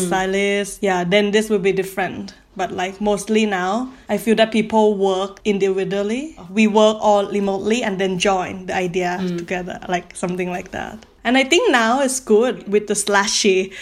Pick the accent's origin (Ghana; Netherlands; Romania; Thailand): Thailand; now in Paris, France; I'm from Thailand. That's why we have all long surname.